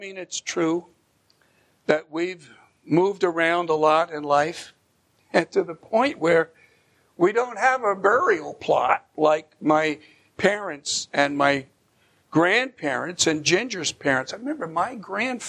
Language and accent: English; Bergen County, New Jersey, United States; moved away; that little ranch house where I grew up in Bergen County, New Jersey